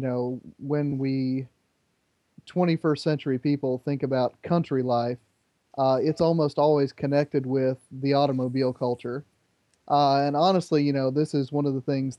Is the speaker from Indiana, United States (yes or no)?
yes; Indianapolis, Indiana, United States; I grew up around Indianapolis with a Bob and Tom show on in the morning